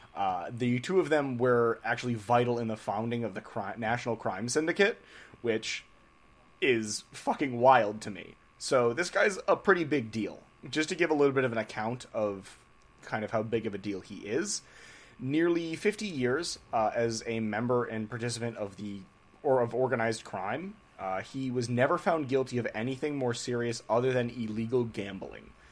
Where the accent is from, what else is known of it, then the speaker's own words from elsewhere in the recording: New England, United States; we're from New England here